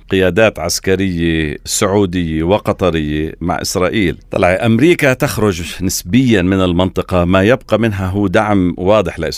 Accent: Palestine; الان ممكن يكون نقاش داخلي عنا احنا كفلسطينيين هل هذا رفع العلم مفيد ولا غير مفيد

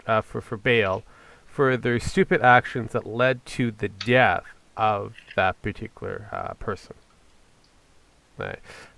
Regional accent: British Columbia, Canada; my hometown.

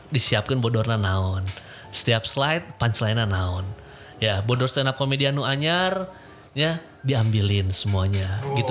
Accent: West Java, Indonesia; eh kita orang Sunda mah suka humor

